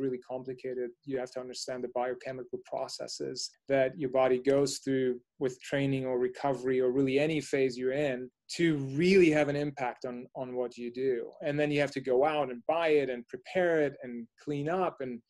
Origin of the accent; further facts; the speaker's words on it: Germany; moved away as an adult; now in United States; So I grew up in Germany, and when I was much younger, was born, raised, grew up, went to school, and had my first job actually in Germany.